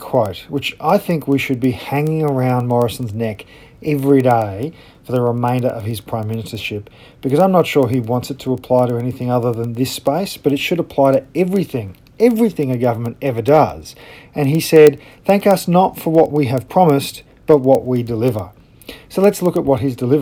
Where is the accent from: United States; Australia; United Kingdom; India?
Australia; as an Australian